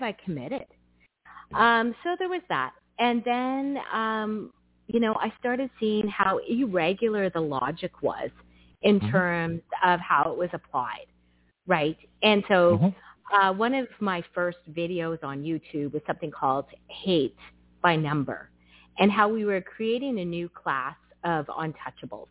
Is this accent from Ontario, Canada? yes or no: yes; northern Ontario, Canada; accent: Canadian; now in Mississauga, Canada; When I go up north where I'm from, I come back speaking entirely different for about 3 weeks